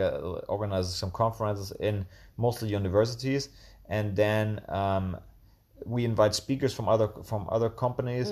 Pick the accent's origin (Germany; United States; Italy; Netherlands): Germany; Tübingen, Baden-Württemberg; moved away as an adult; also born or lived in Münster, Germany; now in Chiang Mai, Thailand; I'm from Germany and, uh, a little town called Tübingen that's, which is near Stuttgart in the south of Germany. And, um, yeah, I grew up with, um, two sisters